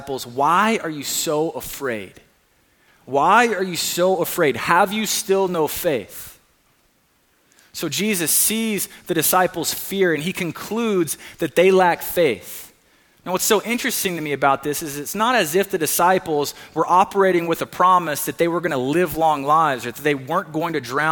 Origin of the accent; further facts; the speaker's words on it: Hueytown, Alabama, United States; now in Brea, United States; I am from Hueytown, Alabama. My mom lives in Hueytown, Alabama